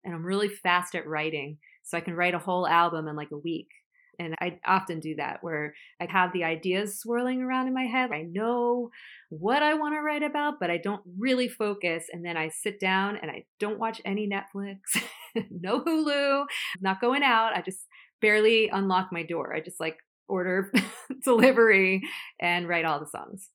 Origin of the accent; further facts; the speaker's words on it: Florida, United States; now in New York City, United States; I'm from Florida